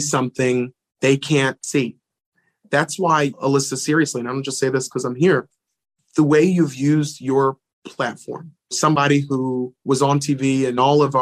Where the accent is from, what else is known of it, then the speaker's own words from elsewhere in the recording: Philadelphia, Pennsylvania, United States; I'm from Philly